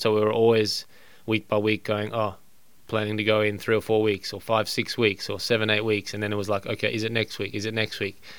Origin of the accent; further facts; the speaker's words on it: Australia; as an Australian